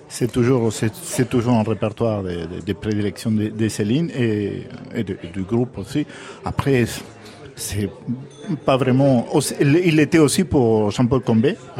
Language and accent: French; Argentina; moved away; quand j'étais jeune en Argentine